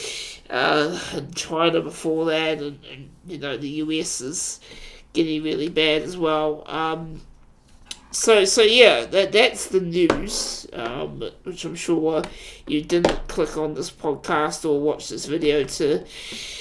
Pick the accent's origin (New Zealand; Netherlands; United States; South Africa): New Zealand; I am a New Zealander.